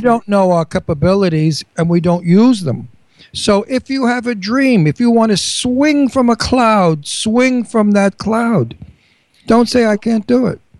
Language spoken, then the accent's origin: English; New York, United States; accent: New York; now in Pennsylvania, United States; I have a New York accent. I never want to lose it.